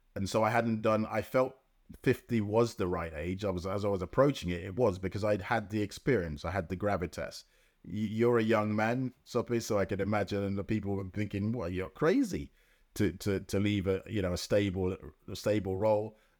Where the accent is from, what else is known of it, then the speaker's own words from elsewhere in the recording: London, United Kingdom; also born or lived in Jamaica; I grew up in Lambeth